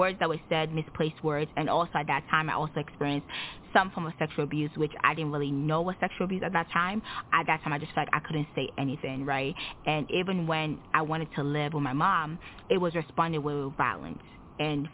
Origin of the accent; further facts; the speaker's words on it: Nigeria; now in United States; I am Nigerian. I relocated to the United States in 2009